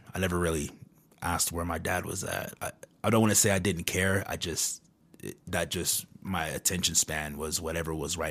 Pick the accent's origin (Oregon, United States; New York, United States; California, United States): California, United States; San Diego; also born or lived in Kentucky; I was born in Kentucky, so I lived there till I was about 7. And then my dad won the custody battle, so me and my sister. That's how I got to San Diego, California, because that's where my dad lived.